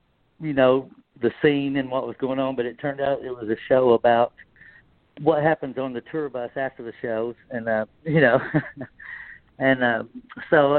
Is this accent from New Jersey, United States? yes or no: no; Knoxville, Tennessee, United States; moved away as an adult; now in Memphis, United States; I'm actually from Knoxville, which, you know, that's right up there, and it's big orange country. So I was from there, but I moved here when I got my deal, and I've just stayed here.